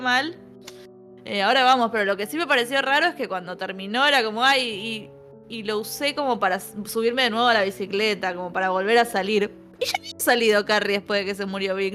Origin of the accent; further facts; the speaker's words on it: Buenos Aires, Argentina; los porteños que no nos gusta viajar